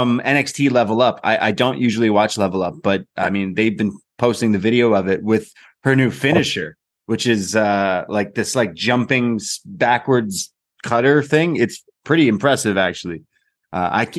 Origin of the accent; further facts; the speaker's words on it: Canada; I'm Canadian. We're British and Canadian